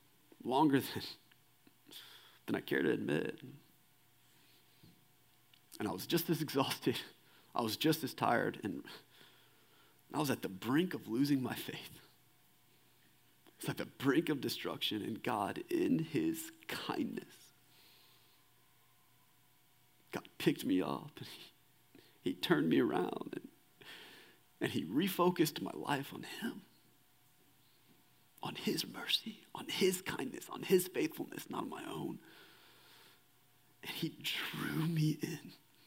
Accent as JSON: {"language": "English", "town": "Kingwood", "region": "Texas", "country": "United States", "tie": "born or raised there", "said": "And I grew up right outside of Houston in a suburb called Kingwood, Texas."}